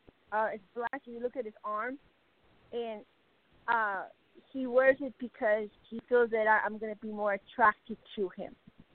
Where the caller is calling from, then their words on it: Arizona, United States; Arizona, and definitely going to check the website.